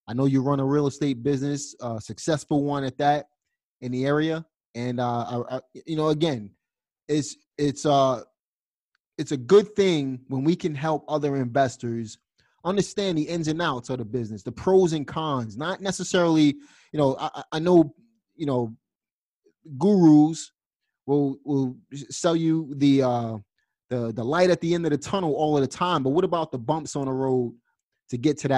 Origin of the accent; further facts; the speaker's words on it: New York City, New York, United States; I'm from Brooklyn, New York